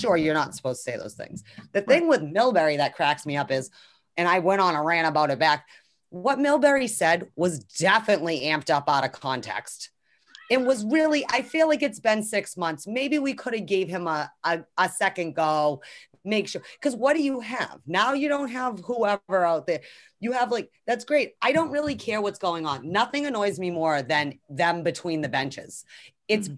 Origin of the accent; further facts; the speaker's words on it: Northeast, United States; we're from the Northeast